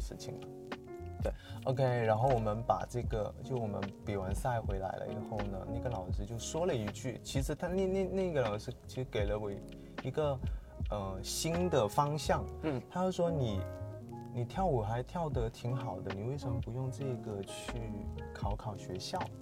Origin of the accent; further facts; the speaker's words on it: Sanya, Hainan, China; 我是三亚人